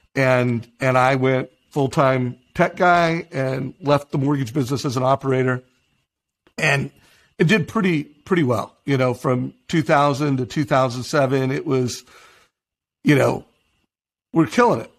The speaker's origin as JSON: {"language": "English", "town": "Huntington Beach", "region": "California", "country": "United States", "tie": "born or raised there", "said": "I grew up in Huntington Beach"}